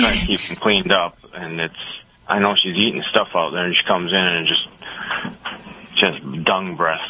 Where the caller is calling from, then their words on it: New York, United States; My call. New York.